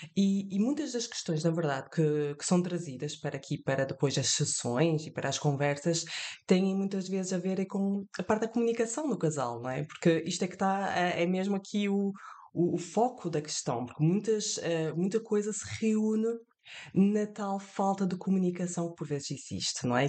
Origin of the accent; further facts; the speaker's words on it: France; moved away; estou de viagem entre França e Portugal eu e os meus pais, eu nasci em França, e uh, todos os anos nós vínhamos de férias a Portugal